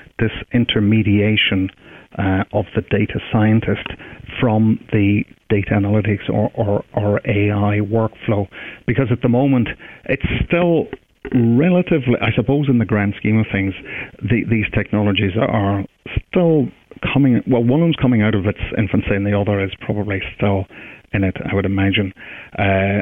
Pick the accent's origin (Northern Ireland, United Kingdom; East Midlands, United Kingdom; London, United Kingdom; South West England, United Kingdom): Northern Ireland, United Kingdom; Derry; also born or lived in Edinburgh; I'm from Derry in the north